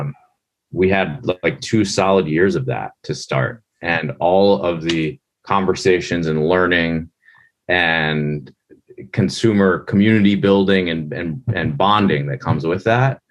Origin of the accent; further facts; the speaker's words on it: Linthicum, Maryland, United States; The town I grew up in is called Linthicum, Maryland